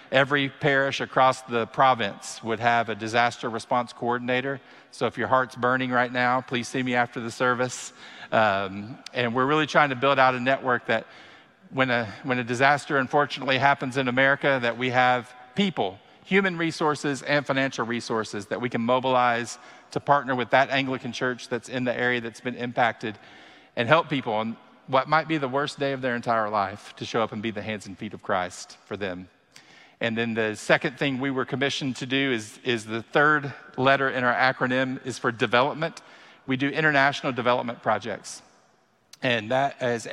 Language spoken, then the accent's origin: English; Kentucky, United States; I am born and raised in Kentucky